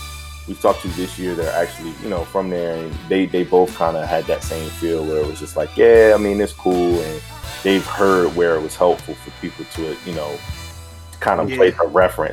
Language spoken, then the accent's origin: English; Virginia, United States; like I'm from Virginia.